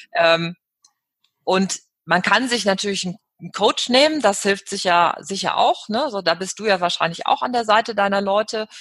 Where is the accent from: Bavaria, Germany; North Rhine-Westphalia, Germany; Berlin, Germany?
North Rhine-Westphalia, Germany; Cologne; Köln, dann ist das ja meine Heimatstadt